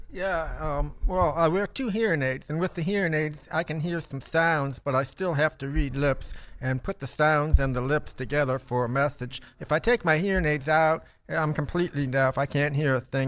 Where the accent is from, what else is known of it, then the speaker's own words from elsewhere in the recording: Toledo, Ohio, United States; I grew up in Toledo, Ohio